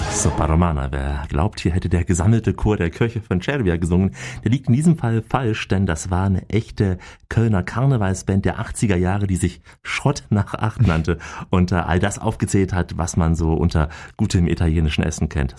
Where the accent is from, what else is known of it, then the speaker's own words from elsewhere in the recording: Austria; bei uns in Österreich